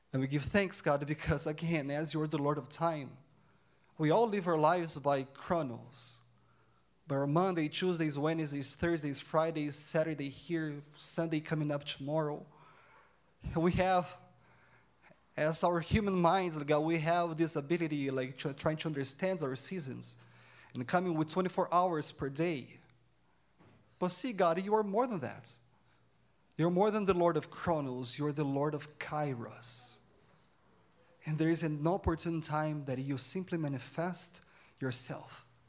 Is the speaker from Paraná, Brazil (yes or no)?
no; Campinas, São Paulo, Brazil; first language Portuguese; English is a second language; moved away as an adult; now in Canada; I'm from Campinas, São Paulo City, and my parents, they live in Brazil.